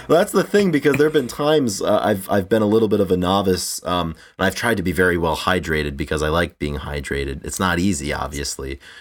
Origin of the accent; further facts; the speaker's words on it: Rhode Island, United States; also born or lived in Iowa; I live in Rhode Island. I grew up in Rhode Island.